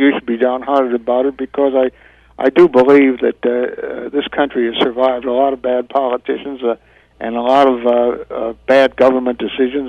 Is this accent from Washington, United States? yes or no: no; Joliet, Illinois, United States; moved away; my hometown of Joliet, Illinois